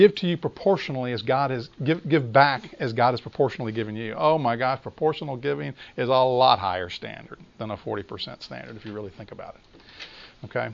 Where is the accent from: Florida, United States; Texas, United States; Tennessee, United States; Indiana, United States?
Tennessee, United States; Memphis; I grew up in Memphis